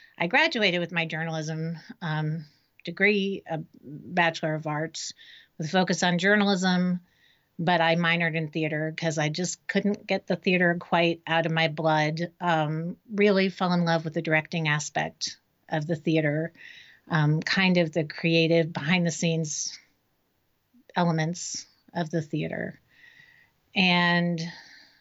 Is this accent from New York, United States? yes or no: no; Miami, Florida, United States; moved away as an adult; now in Raleigh, United States; I was born and raised in Miami